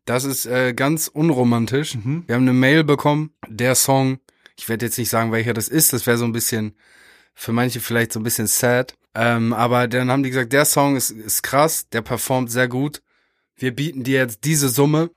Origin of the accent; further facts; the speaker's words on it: Meppen, Lower Saxony, Germany; wir kommen aus, äh, beide aus Meppen an der holländischen mhm. Grenze.